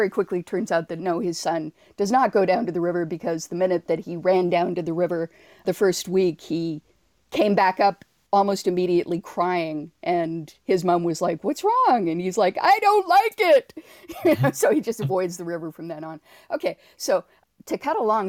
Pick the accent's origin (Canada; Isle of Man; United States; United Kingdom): Canada; Toronto, Ontario; I was not born in Toronto, but I was raised in Toronto